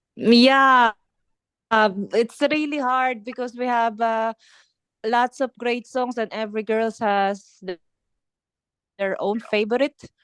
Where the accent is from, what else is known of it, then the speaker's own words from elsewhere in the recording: Philippines; English is a second language; moved away; my, my my accent because I'm I'm I'm from Philippines